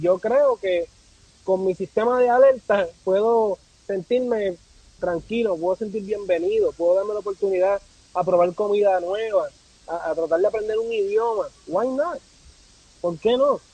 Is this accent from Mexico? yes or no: no; Puerto Rico; also born or lived in Pennsylvania; now in Washington, United States; yo nací en Puerto Rico